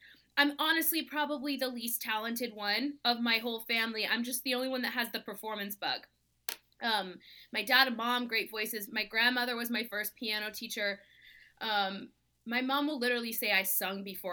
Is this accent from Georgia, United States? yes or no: yes; Georgia, United States; I grew up in Georgia, so really exposed to country music from a very young age